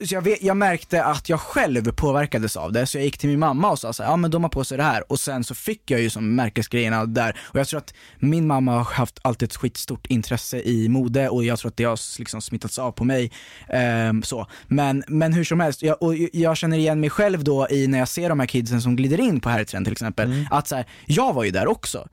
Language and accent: Swedish; outside Stockholm, Stockholm County, Sweden; jag växte upp utanför Stockholm